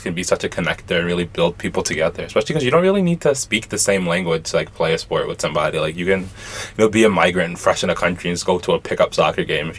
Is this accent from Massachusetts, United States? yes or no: no; New York, United States; now in Boston, United States; from New York, but then I live in Boston now